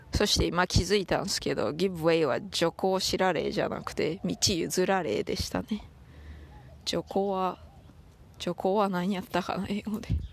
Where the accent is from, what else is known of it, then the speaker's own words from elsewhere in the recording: Toyama, Japan; accent: Toyama dialect; moved away; 私富山弁と英語のバイリンガルでございます